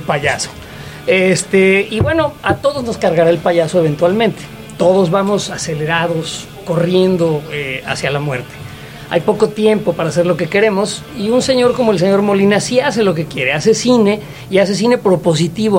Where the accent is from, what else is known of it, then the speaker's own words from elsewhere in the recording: Mexico City, Mexico; moved away; Yo que soy chilango, este, yo que soy de la Ciudad de México, la extraño